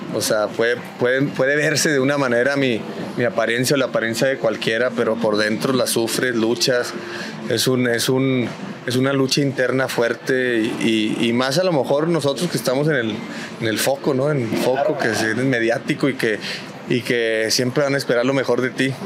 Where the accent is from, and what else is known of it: Mexico